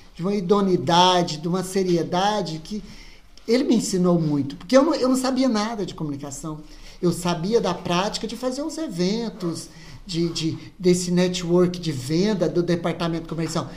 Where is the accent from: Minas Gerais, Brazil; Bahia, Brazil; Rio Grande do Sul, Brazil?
Minas Gerais, Brazil; Nova Serrana; accent: mineiro; eu sou de Nova Serrana